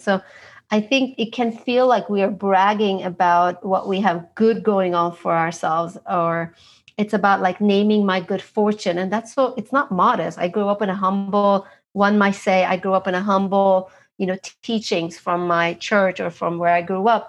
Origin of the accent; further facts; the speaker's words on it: Istanbul, Turkey; now in Los Angeles, United States; I am originally from Istanbul, Turkey